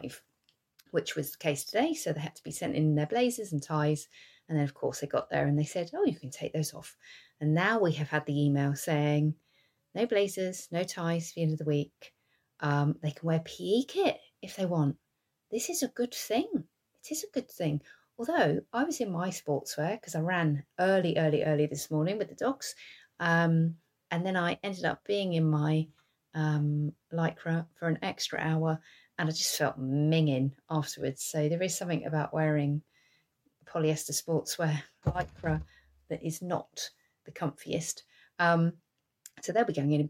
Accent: England, United Kingdom; I'm English. We don't have fans in our houses

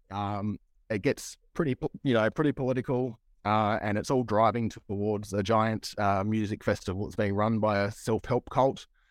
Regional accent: Broken Hill, New South Wales, Australia; I come from Broken Hill in Far West in New South Wales

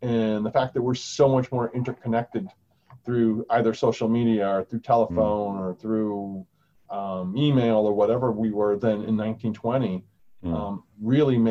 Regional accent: United States; I'm American

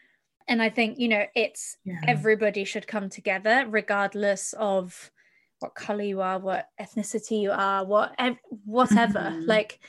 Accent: United Kingdom; Because growing up in Europe and in the UK, etc., I mean, my eyes were opened in regards to Abraham Lincoln.

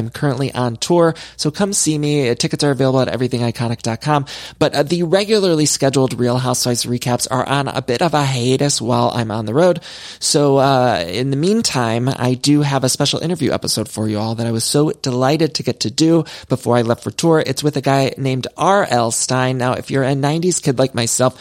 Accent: Solon, Ohio, United States; I'm from Northeast Ohio

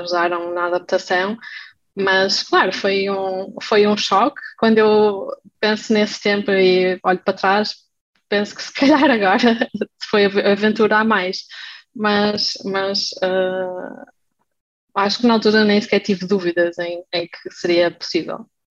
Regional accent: Portugal; moved away as an adult; now in Germany; sou portuguesa

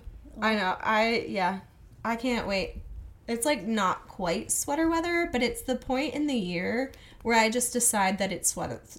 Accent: the South, United States; I'm from the South. I can say y'all whenever I want.

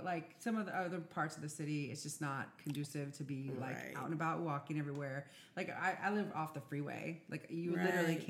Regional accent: San Francisco, California, United States; growing up in San Francisco, like for me at least, you guys too, whatever. I just didn't walk a lot of places. Plus, wherever I was going, where I lived was further out a little bit on the outskirts.

